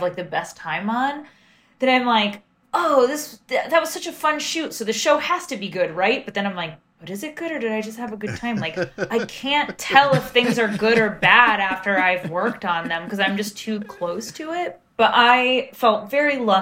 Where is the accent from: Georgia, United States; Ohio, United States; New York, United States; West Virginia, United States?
New York, United States; being a New Yorker